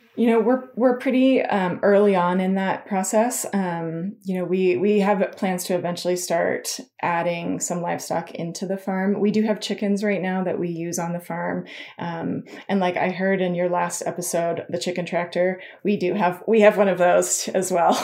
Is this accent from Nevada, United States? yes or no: yes; Incline Village, Nevada, United States; moved away; also born or lived in Colorado; I grew up in Lake Tahoe, an inclined village